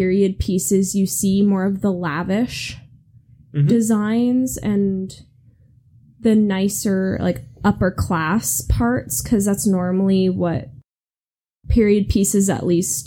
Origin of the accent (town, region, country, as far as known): California, United States